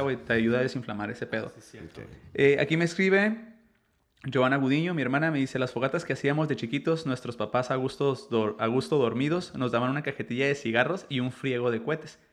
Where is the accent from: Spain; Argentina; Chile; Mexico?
Mexico; yo, yo soy mexicano